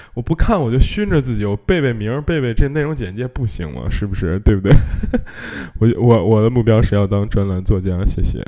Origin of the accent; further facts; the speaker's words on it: China; 我们中国人